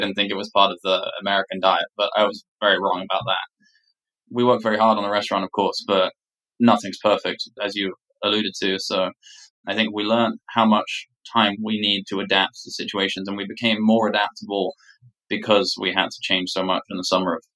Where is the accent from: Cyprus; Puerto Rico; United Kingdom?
United Kingdom; England; moved away; my background being English